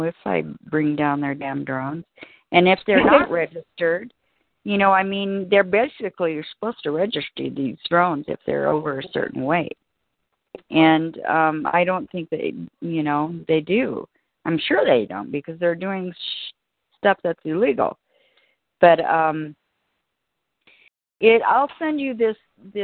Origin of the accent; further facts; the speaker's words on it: Alaska, United States; now in Colorado, United States; I grew up in Alaska